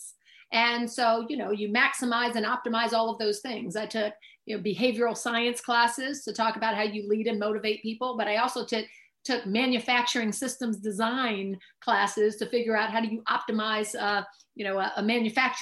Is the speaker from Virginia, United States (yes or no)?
no; Oakland, California, United States; I was born in Oakland, California, proud East Oaklandite. My mom was an elementary school teacher in the East Oakland Public Schools